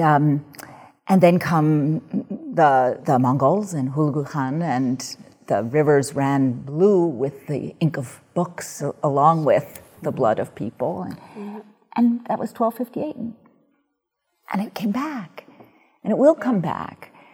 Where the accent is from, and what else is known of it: New York City, New York, United States; born or raised there